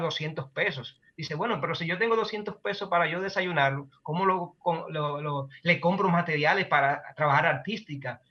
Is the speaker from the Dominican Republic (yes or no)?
yes; Dominican Republic; un pueblo como nuestro, como República Dominicana